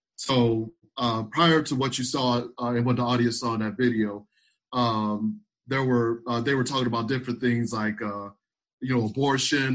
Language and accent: English; South Carolina, United States; I'm actually from South Carolina